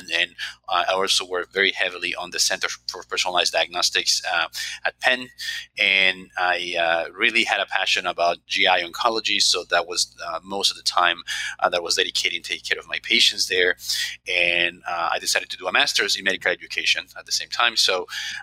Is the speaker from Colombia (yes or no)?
yes; Colombia; moved away as an adult; also born or lived in Baltimore / Philadelphia; now in United States; I'm originally from Colombia